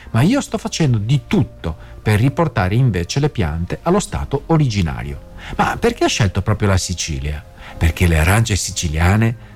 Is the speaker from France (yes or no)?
yes; France; first language French; Italian is a second language; now in Italy; Mentre conto di crearmi un canale in Francia, visto che vengo da lì e che sono madrelingua